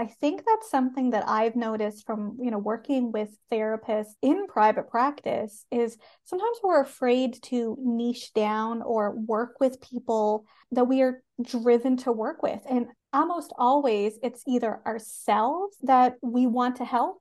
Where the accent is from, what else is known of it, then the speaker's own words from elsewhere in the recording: Canada; I am a Canadian social worker